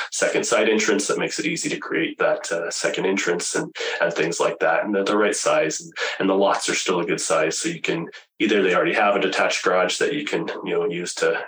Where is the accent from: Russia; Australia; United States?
United States; Alameda, California; also born or lived in Grand Junction, Colorado; now in Medicine Hat, Canada; I grew up in the San Francisco Bay Area, in a town called Alameda